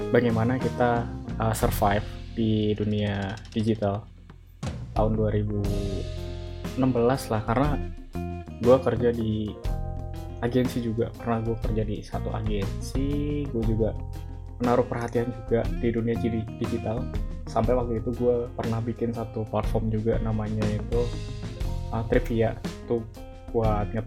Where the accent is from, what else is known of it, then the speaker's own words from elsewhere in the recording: East Java, Indonesia; born there; now in Jabodetabek, Indonesia; gue lahir di Jawa Timur dan sekarang gue domisilinya di Jabodetabek kerja di salah satu startup di Jakarta